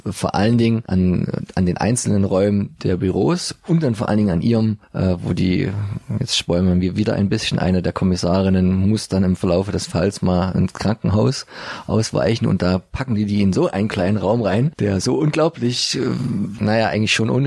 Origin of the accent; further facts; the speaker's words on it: Dresden, Saxony, Germany; wo wir, uns als Dresdner immer so köstlich aufregen bis amüsieren konnten